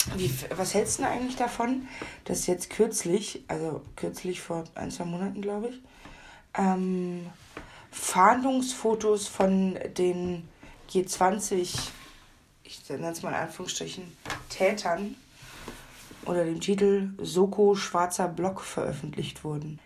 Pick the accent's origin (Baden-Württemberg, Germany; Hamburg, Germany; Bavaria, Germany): Hamburg, Germany; ich komme ja aus Hamburg